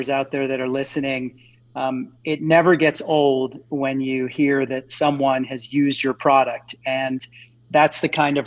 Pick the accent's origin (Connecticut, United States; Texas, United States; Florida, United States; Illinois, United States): Texas, United States; Odessa; moved away as an adult; also born or lived in Philadelphia, Pennsylvania / Stanford, California; they decided to move to a very unconventional place, which ended up being where I spent my entire childhood, and that is Odessa, Texas